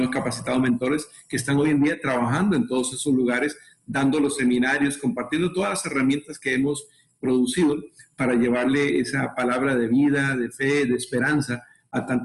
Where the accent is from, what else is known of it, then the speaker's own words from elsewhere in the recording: Costa Rica; y bueno, para contarles un poquito de nosotros, somos de Costa Rica, tenemos, acabamos de cumplir 43 años de casados